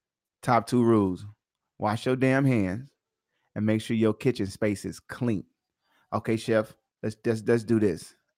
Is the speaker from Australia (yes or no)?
no; Little Rock, Arkansas, United States; now in Las Vegas, United States; Louisiana, old country boy. Because I'm from Little Rock, Arkansas.